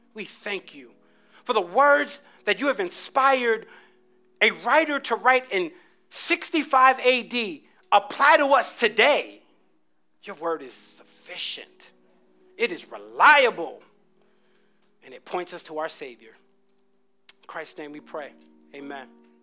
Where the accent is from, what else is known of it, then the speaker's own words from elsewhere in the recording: New Jersey, United States; I grew up in Jersey